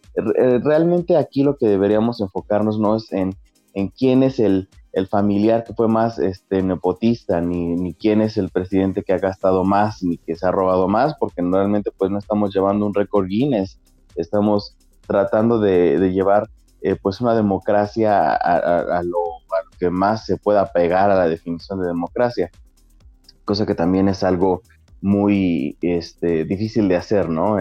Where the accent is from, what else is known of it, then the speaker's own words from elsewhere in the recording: Mexico; como público mexicano